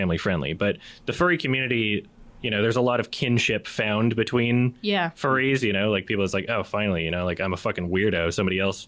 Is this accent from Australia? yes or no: no; Edmonton, Alberta, Canada; the time that I was growing up in Edmonton